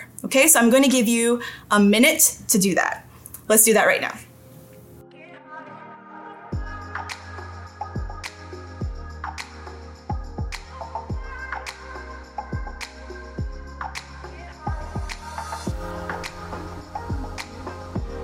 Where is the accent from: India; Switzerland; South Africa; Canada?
Canada; Toronto, Ontario; I grew up in St. Jamestown, and St. Jamestown is considered a vulnerable community in Toronto